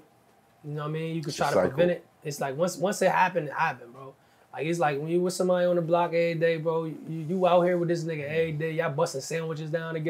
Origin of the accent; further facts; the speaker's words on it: New Jersey, United States; I'm from Jersey